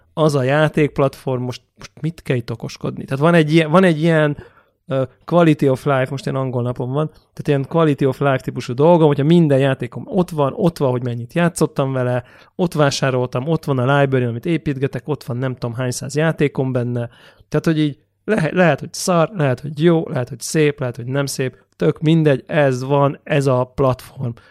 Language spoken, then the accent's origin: Hungarian; Hungary